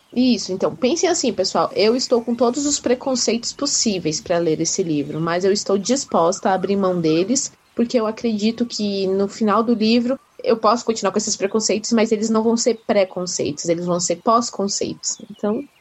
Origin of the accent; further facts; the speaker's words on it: Brazil; eu, pelo menos, nasci no Brasil